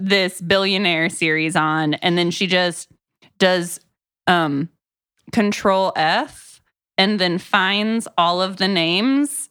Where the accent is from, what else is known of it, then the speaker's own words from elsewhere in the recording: Florida, United States; also born or lived in Texas; now in Tennessee, United States; I'm from Florida